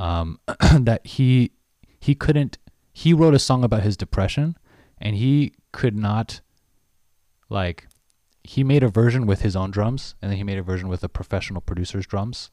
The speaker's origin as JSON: {"language": "English", "country": "United States", "said": "I'm Chinese American"}